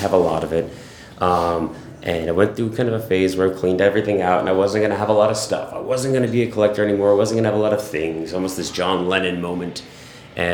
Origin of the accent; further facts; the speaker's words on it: Hackettstown, New Jersey, United States; Same area, Hackettstown. I've lived pretty much there my entire life